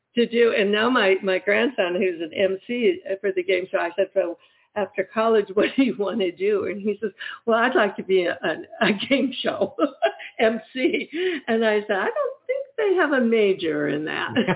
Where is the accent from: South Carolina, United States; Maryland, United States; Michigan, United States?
Michigan, United States; moved away; also born or lived in Ohio; I'm actually from Michigan